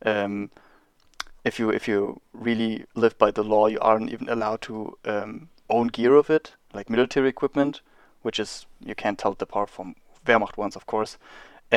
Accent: Berlin, Germany; I grew up in Berlin, so the history was all around me.

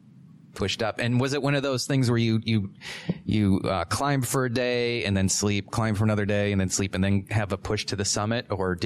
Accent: New Hampshire, United States; I was born in New Hampshire, but still by the seacoast, and I've never lived at altitude.

